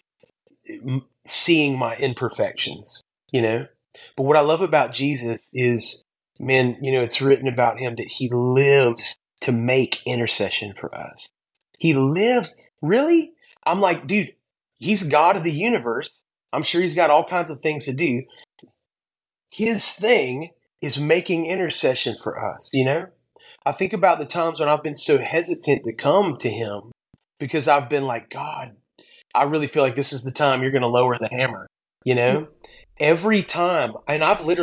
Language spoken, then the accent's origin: English; Pensacola, Florida, United States; now in Mount Juliet, United States; I grew up in Pensacola, Florida